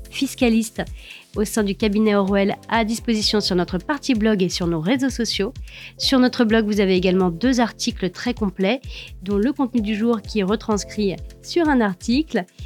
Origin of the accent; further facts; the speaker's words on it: France; nous sommes français